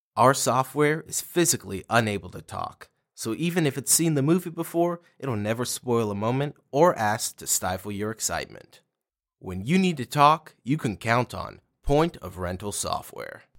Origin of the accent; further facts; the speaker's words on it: Arlington, United States; been in Arlington all my life, went away for college for about two years